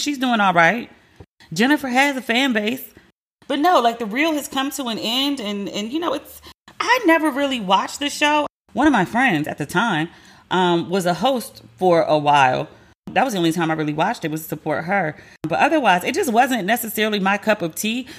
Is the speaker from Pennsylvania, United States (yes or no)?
no; Maryland, United States; I'm from Maryland